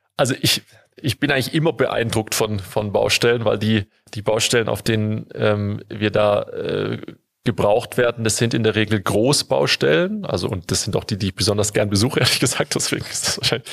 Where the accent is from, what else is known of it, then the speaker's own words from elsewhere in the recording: Stuttgart, Baden-Württemberg, Germany; ich komme aus Stuttgart, deswegen habe ich da einen besonderen Bezug zu